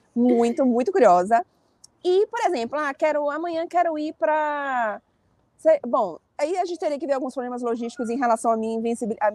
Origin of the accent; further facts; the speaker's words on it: Brazil; now in Paris, France; sou brasileira.